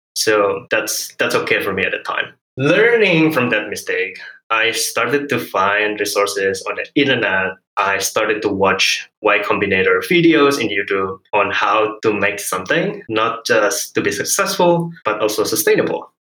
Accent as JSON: {"language": "English", "country": "Indonesia", "tie": "born or raised there", "first_language": "Hokkien", "second_language": "English", "said": "So I grew up in Indonesia with Hokkien as my first language before learning Bahasa Indonesia. And I moved between different islands and provinces as well, went to local schools and university, but not an international one."}